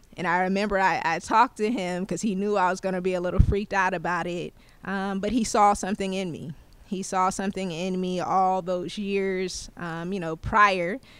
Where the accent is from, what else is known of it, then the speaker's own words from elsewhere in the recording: Moncks Corner, South Carolina, United States; now in Clarksville, United States; a small town by the name of Monk's Corner, South Carolina is actually, uh, where I'm from